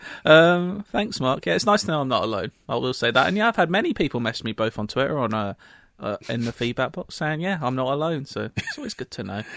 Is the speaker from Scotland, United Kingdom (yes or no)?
no; London, United Kingdom; I I'm on the very border of London. I'm still a Londoner. I call myself mm, a Londoner.